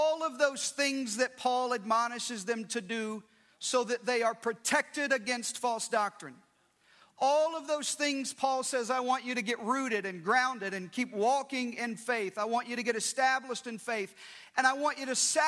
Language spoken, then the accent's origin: English; Arkansas, United States; I grew up in Arkansas